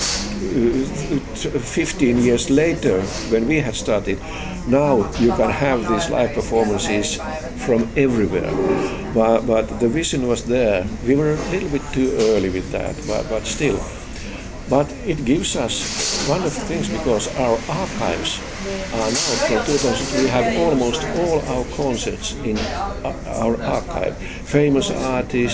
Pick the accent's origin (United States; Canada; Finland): Finland; Lahti, Päijät-Häme; I come from Lahti, the tiny city in Finland.